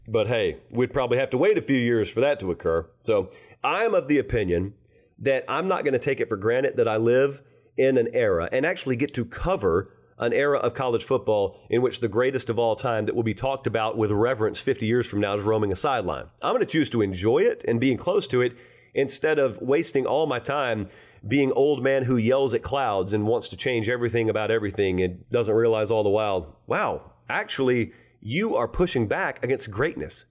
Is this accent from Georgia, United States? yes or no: yes; Harris County, Georgia, United States; I'm from Harris County. We've got Pine Mountain in Harris County